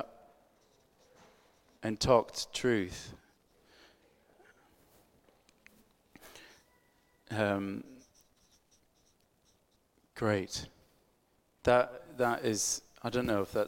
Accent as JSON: {"language": "English", "country": "United States", "said": "I'm American"}